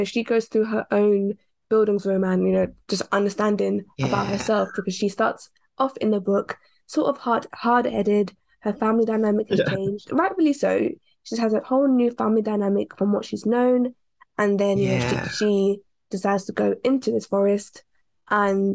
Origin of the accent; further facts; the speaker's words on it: London, United Kingdom; I was born in the city of London, so I'm very much urban.